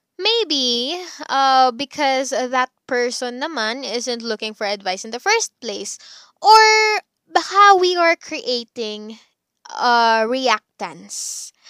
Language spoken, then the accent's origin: Tagalog; Calabarzon, Philippines; taga Cavite ako